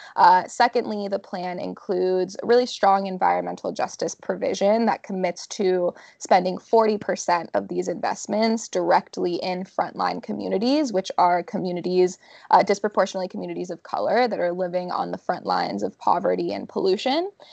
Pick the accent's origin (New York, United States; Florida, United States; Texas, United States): Florida, United States; moved away; I actually vote in my home state of Florida